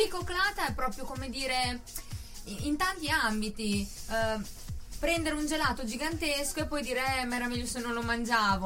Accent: Bellaria-Igea Marina, Emilia-Romagna, Italy; Io sono di Bellari Marina

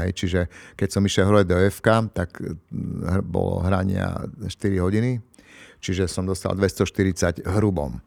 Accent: Košice, Košice Region, Slovakia; u nás v Košiciach

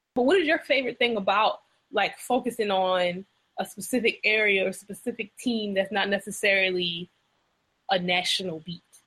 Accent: Louisiana, United States; now in South Carolina, United States; I'm from the South. I'm from Louisiana, and now I live in South Carolina.

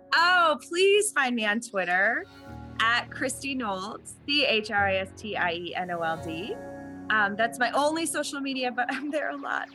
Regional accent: Vermont, United States; the first years of my high school experience at a Catholic school here in Vermont

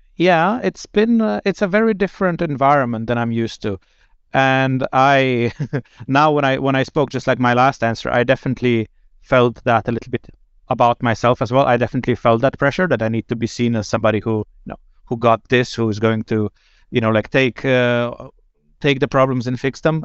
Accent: Slovenia; moved away as an adult; now in Sweden; I'm originally from Slovenia, but I've been, um, in Sweden since

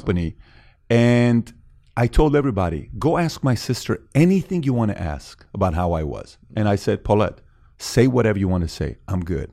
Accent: Iran; also born or lived in Woodland Hills, California / Glendale, California; now in United States; I'm from Iran

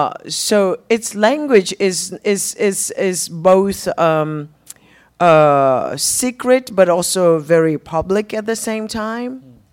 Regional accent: Zimbabwe; first language Shona; English is a second language; from a Shona language, a spoken language, that has really English pales in comparison to my mother tongue.

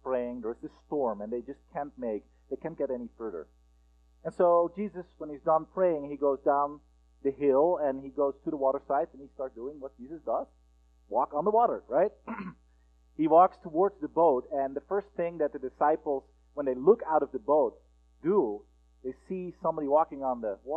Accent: Netherlands; moved away as an adult; also born or lived in United States; I am from the Netherlands, and about 10 years ago, we were in the process of applying for a visa for me to go to the United States and study

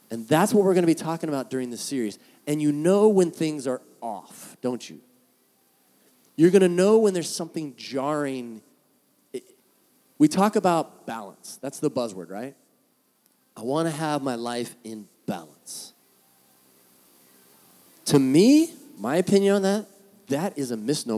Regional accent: San Diego, California, United States; moved away as an adult; now in Orange County, United States; being from San Diego

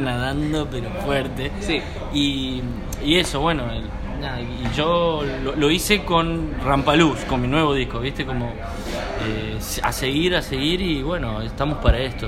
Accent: San Miguel de Tucumán, Tucumán, Argentina; moved away as an adult; now in Buenos Aires, Argentina; nací en San Miguel de Tucumán, que es la capital

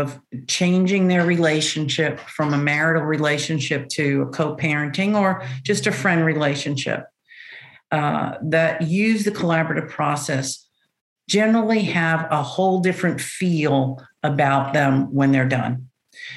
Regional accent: New Orleans, Louisiana, United States; moved away as an adult; also born or lived in Kerrville, Texas; now in Dallas, United States; I'm originally from New Orleans

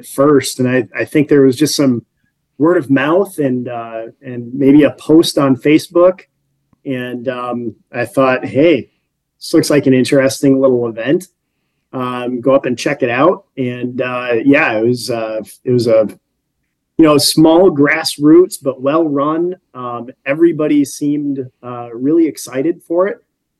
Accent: Sheboygan, Wisconsin, United States; also born or lived in Texas; now in Green Bay, United States; I grew up in the Sheboygan area

